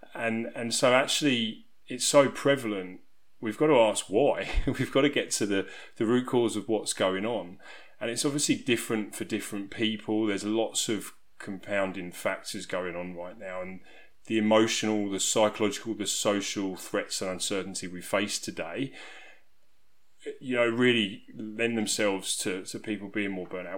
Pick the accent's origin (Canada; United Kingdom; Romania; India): United Kingdom; South East England; You'll probably be able to tell from my accent that I'm from England. I'm from a small country town in southeast region of England.